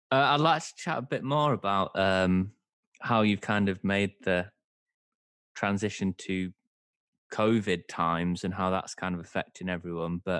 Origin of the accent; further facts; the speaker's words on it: Bradford, Yorkshire and the Humber, United Kingdom; now in Brighton, United Kingdom; I live in Brighton. Do I sound like I'm from Brighton? No. I'm from Brad. I'm from Bradford originally.